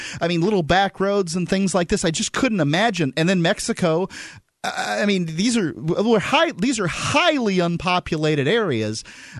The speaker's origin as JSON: {"language": "English", "country": "Canada", "said": "as a Canadian"}